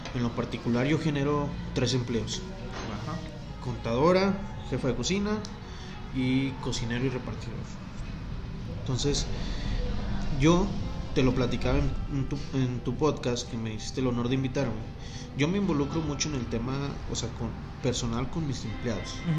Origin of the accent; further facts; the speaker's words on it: Durango, Mexico; somos de Durango